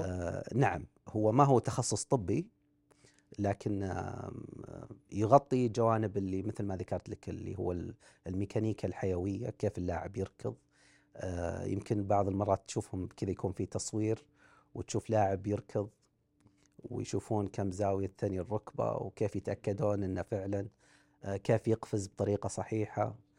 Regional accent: Saudi Arabia; احنا عندنا في السعوديه مشهوره مباريات الحواري

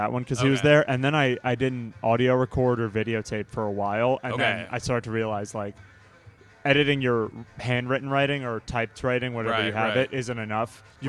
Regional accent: northern New Jersey, United States; now in Baltimore, United States; I'm from northern New Jersey originally, the best state in the union.

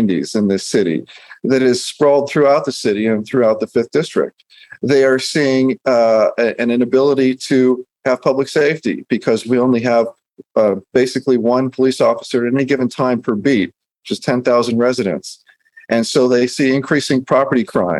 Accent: Long Beach, California, United States; the area that I grew up in Bixby Knolls and Cal Heights

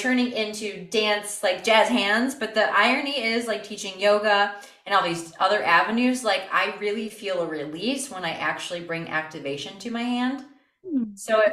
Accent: Toledo, Ohio, United States; I am from Toledo, South Toledo. I'm a little South Side baby. Toledo through and through

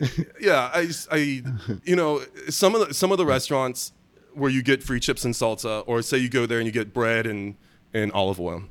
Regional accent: Germany; moved away; I was born in Germany

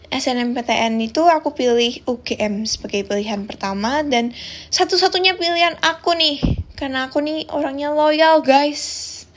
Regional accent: Semarang, Central Java, Indonesia; accent: medok; now in Tangerang, Indonesia; Aku berasal dari Semarang guys, that's why agak kena mental ya di Tangerang karena my accent is so medok ya kan. Anak rantau pride nih

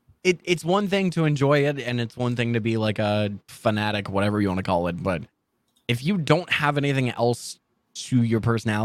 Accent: Midwest, United States; also born or lived in Florida, United States; In the Midwest.

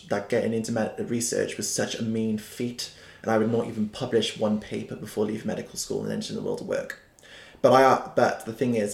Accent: Cardiff, Wales, United Kingdom; also born or lived in London; as a Welshman, who was brought up in Splott, actually, in an area in Cardiff

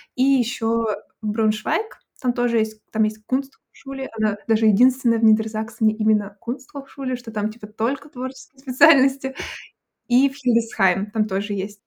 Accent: Abakan, Khakassia, Russia; moved away as an adult; also born or lived in Saint Petersburg; now in Hanover, Germany; сама из России, из небольшого города, я сейчас скажу, но я всегда предупреждаю, вы, наверное, не знаете о таком городе, город Абакан

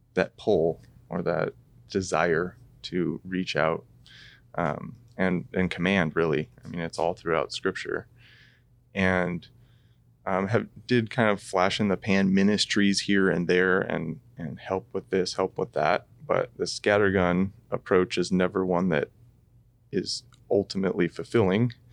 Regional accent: Corbett, Oregon, United States; grew up in Corbett as well

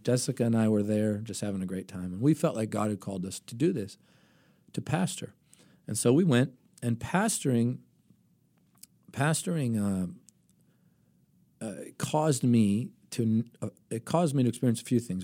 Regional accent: Tarpon Springs, Florida, United States; first language Greek; English is a second language; I grew up in Tarpon Springs.

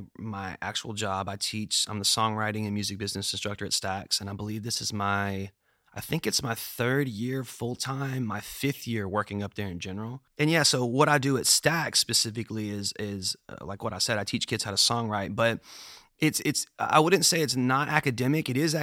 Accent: Memphis, Tennessee, United States; I am. I was born and raised actually like a block or two away from here. I was born on Nelson, which is right around the corner.

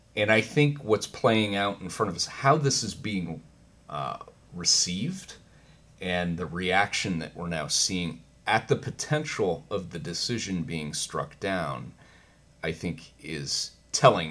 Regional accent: United States; I'm an American

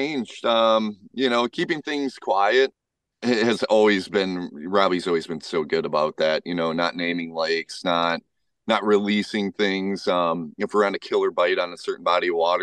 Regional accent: Madison, Wisconsin, United States; moved away as an adult; now in northern Wisconsin, United States; growing up in Madison, you always had friends to do stuff

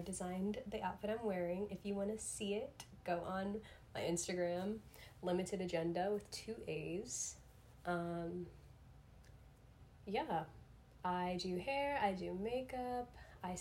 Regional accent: South Florida, United States; I grew up in South Florida. I'm still based in South Florida currently

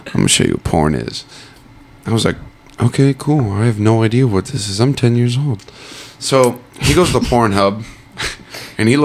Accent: Canton, Ohio, United States; also born or lived in New Philadelphia, Ohio / Dover, Ohio; I was born in Canton, but I lived in New Philly, Dover, and then we moved to Canton, a little bigger city. Mm-hmm. We grew up in these apartments

